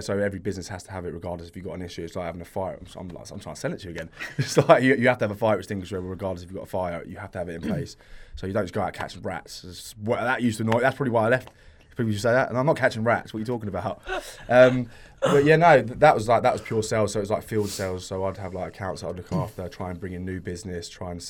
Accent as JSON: {"language": "English", "town": "Watford", "region": "East of England", "country": "United Kingdom", "said": "where I'm from Watford, there wasn't really any healthy eating places to grab food from"}